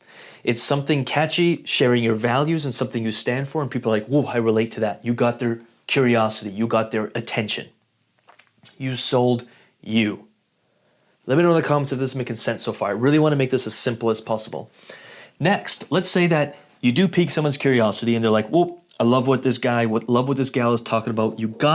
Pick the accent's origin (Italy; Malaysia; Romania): Italy; Rome, Lazio; born there; I was born in Rome, Italy in 1987, and I am, 6 feet tall and 185 pounds.